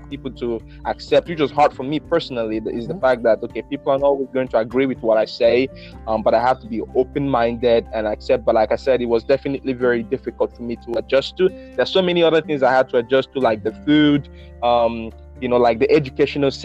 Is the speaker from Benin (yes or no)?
yes; Benin; now in Mississippi, United States; I'm from Benin Republic in West Africa